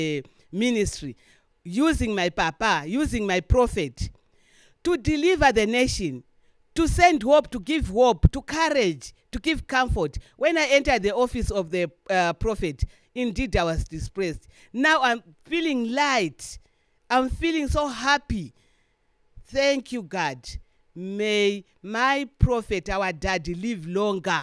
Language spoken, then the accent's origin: English; Lilongwe, Central Region, Malawi; I'm from here, Malawi.